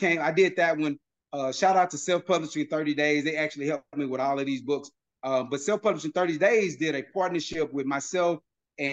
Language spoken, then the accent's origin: English; Houston, Texas, United States; my partners that I grew up with here in the Houston area